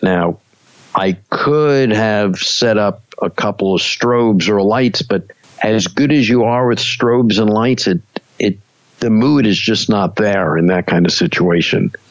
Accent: New York City, New York, United States; I grew up in Brooklyn

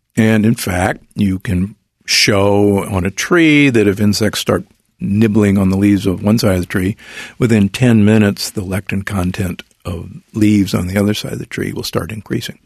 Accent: Omaha, Nebraska, United States; I grew up in Omaha, Nebraska

